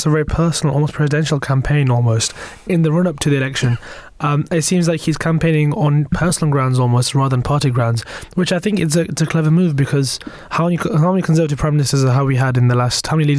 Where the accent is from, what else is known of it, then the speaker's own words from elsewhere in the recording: Bradford, Yorkshire and the Humber, United Kingdom; am from the north, right? But I'm from Bradford. might not sound like it, but I am.